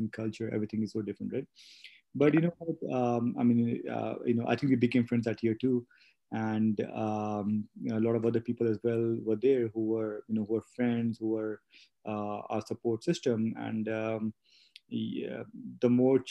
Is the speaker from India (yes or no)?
yes; Delhi, India; moved away as an adult; also born or lived in Montreal, Canada; now in Calgary, Canada; I was born and raised in India, in Delhi, in India.